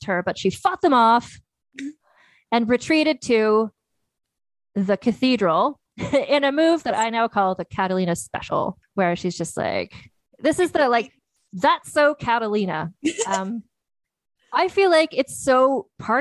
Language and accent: English; Canada; growing up in Canada